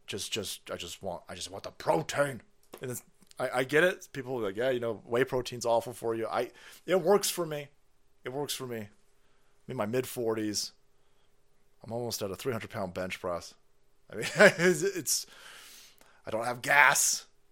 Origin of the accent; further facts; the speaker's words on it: San Francisco, California, United States; I spent a lot of time growing up in, in San Francisco